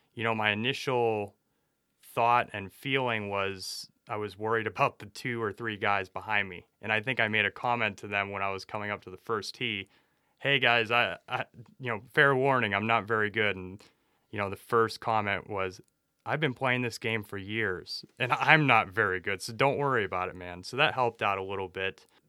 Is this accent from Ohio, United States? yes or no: yes; Youngstown, Ohio, United States; I grew up around in Youngstown, Ohio